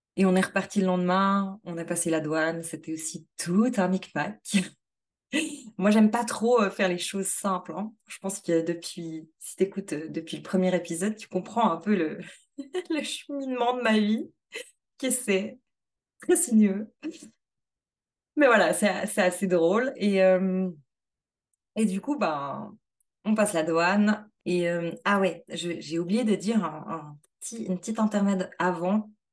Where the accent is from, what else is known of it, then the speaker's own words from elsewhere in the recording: Switzerland; chez nous en Suisse